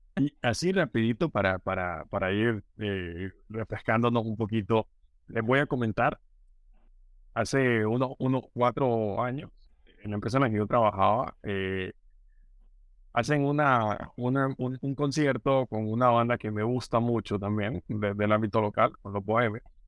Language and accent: Spanish; Honduras; como hondureño